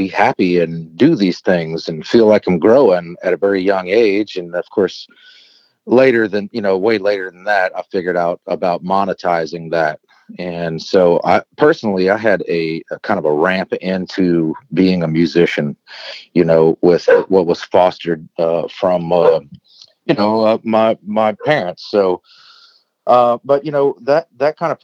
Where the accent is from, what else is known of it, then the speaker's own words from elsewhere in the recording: South Louisiana near New Orleans, United States; also born or lived in Nashville; growing up in South Louisiana near New Orleans